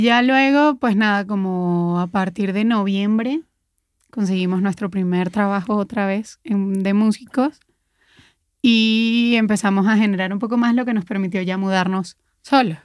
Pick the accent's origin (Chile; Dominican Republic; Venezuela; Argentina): Venezuela; moved away as an adult; also born or lived in Querétaro, Mexico; now in Mexico City, Mexico; Cuando llegamos acá, pues veníamos de Venezuela